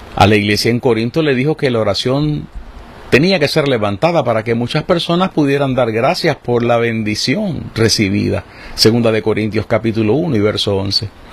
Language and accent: Spanish; Puerto Rico; las situaciones en las que vivimos como puertorriqueños